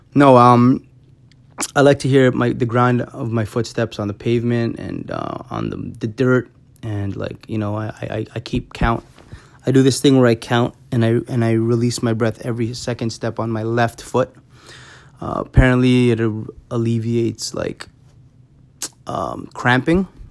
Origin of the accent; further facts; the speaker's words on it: Toronto, Ontario, Canada; I'm in, I'm from Toronto